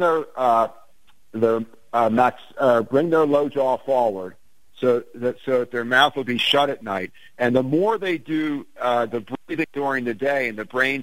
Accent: Ventnor City, New Jersey, United States; growing up in Ventnor

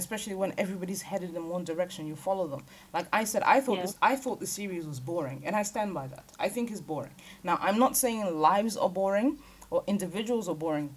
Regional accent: Lagos, Nigeria; now in United Kingdom; I'm from Lagos Island. I don't know if anybody knows what Lagos Island looks like. That's where I was born. That's where I was raised.

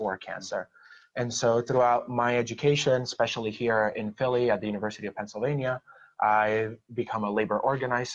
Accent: Puerto Rico; now in Philadelphia, United States; I was born and raised in Puerto Rico

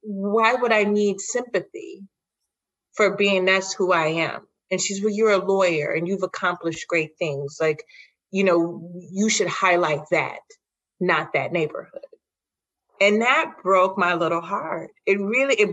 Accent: Chicago, Illinois, United States; also born or lived in Lincoln Park, Chicago; I lived in Cabrini up until I was 8. We moved into a more affluent neighborhood, just a mile north of Cabrini

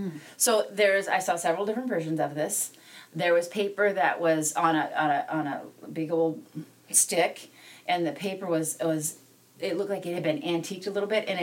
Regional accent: South Dakota, United States; also born or lived in Black Hills, South Dakota; So I grew up in the plains of South Dakota, and I grew up equally in on one side of the state as I did on the other side of the state.

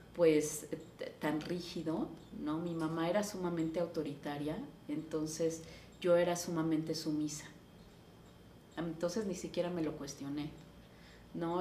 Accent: Taxco, Guerrero, Mexico; yo nací en Tasco

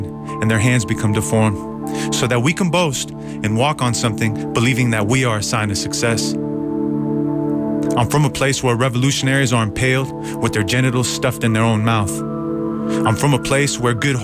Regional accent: Bay Area, California, United States; also born or lived in Iran; As an immigrant, growing up in the Bay Area

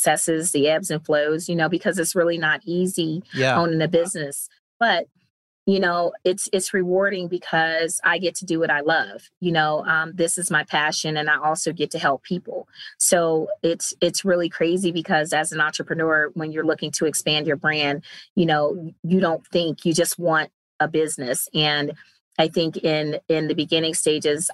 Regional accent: Cleveland, Ohio, United States; moved away; I'm originally from Cleveland, Ohio

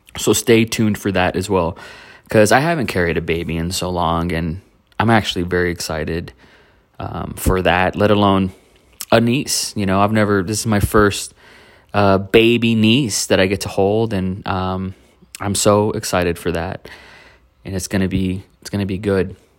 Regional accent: Donna, Texas, United States; now in Austin, United States; Donna, Texas, my, my old stomping grounds, where I came from. That's my hometown

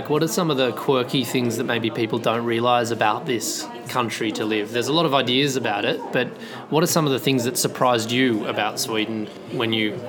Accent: Australia; I'm an Aussie. I'm not an American

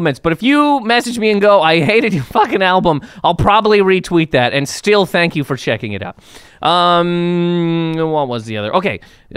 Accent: Canada; now in United States; I am full-on Canadian. Maple syrup runs through my veins

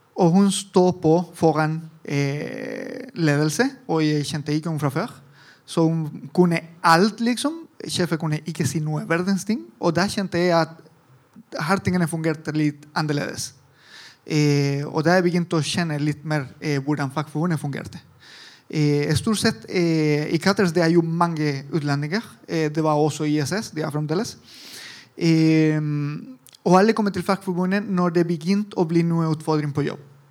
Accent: Italy; Norwegian is a second language; moved away as an adult; also born or lived in Argentina / Chile; now in Norway; Jeg er italiensk, men jeg bodde også litt i Latin-Amerika, Argentina, Chile, og alle veier.

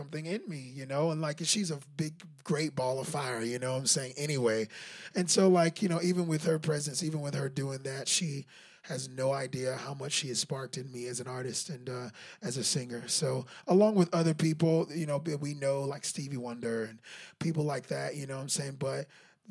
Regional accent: Memphis, Tennessee, United States; moved away as an adult; also born or lived in Covington, Tennessee / Murfreesboro, Tennessee; now in Nashville, United States; I grew up in Memphis, and I came to Middle Tennessee, which is a little town called Murfreesboro in Tennessee, and I came to college there

